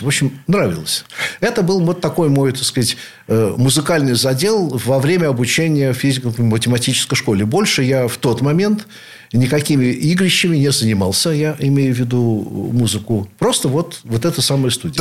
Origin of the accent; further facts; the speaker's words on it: Saint Petersburg, Russia; являюсь потомственным ленинградцем, теперь уже санкт-петербуржцем, наверное, в седьмом поколении